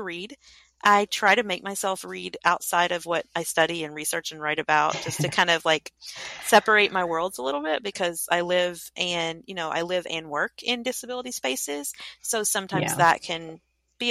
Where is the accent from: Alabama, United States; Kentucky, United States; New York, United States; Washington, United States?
Kentucky, United States; I grew up in Kentucky